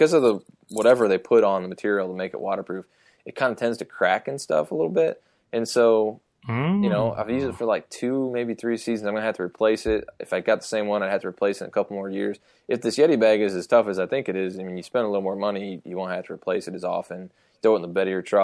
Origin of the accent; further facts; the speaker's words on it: Ohio, United States; moved away; when I growing up in Ohio, I had insulated boots